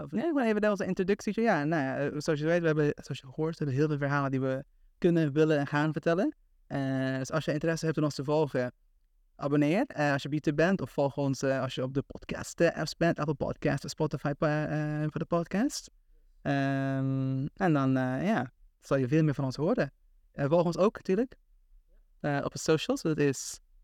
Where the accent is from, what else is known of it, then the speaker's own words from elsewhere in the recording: Aruba; moved away as an adult; also born or lived in Tilburg, Netherlands; now in Amsterdam, Netherlands; ik heb gewoond op Aruba, voor 17 jaar